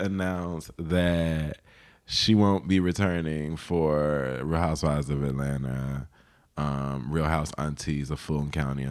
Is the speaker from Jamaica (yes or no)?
yes; Jamaica; I'm black. I'm Jamaican. I'm very like direct.